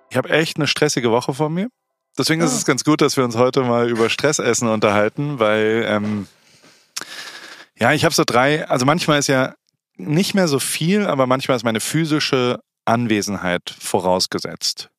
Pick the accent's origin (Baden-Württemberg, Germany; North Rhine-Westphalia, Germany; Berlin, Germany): Baden-Württemberg, Germany; Heidelberg; moved away as an adult; also born or lived in Hamburg; Ich bin halt in Heidelberg aufgewachsen und in Hamburg, dann habe ich zwölf Jahre gelebt